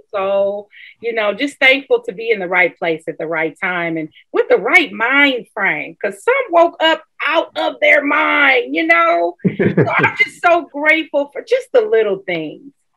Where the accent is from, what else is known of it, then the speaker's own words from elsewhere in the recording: Milwaukee, Wisconsin, United States; Milwaukee, Wisconsin, my hometown